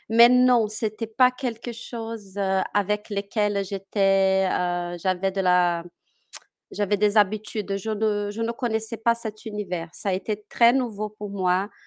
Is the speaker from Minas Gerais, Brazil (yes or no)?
yes; Minas Gerais, Brazil; born there; French is a second language; Moi, je suis née à Minas Gerais que c'est euh, bah, à l'intérieur du continent, dans les mmh. terres du continent. Je suis née là-bas.